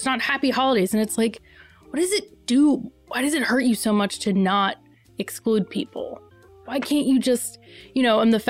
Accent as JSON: {"language": "English", "region": "New York", "country": "United States", "tie": "born or raised there", "said": "I grew up in New York"}